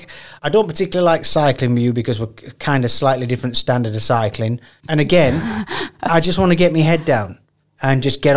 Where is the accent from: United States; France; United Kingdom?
United Kingdom; the north of England; accent: Northern; moved away; So I've got a Northern accent.